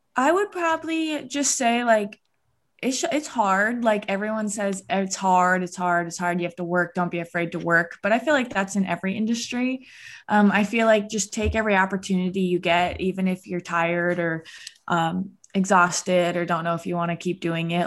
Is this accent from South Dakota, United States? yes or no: yes; Rapid City, South Dakota, United States; moved away as an adult; also born or lived in Sioux Falls, South Dakota / Vermillion, South Dakota; now in Lincoln, United States; I'm from Rapid City, South Dakota, which is like the Mount Rushmore, Black Hills area